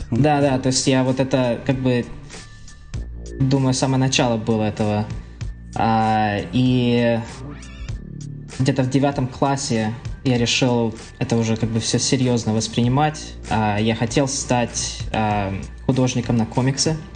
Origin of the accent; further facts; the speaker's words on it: Kharkiv, Kharkiv Oblast, Ukraine; born there; ну родился вообще в Харькове, а, но большинство семьи из, а, из Коломны